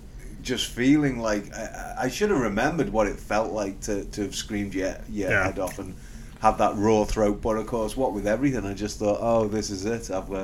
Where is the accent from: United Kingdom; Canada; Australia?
United Kingdom; moved away as an adult; also born or lived in Manchester, England; now in United States; despite my accent, I don't live here. I live in America.